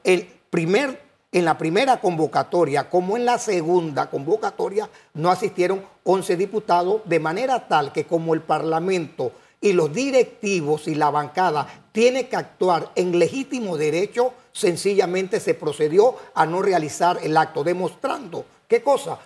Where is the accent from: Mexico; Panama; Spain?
Panama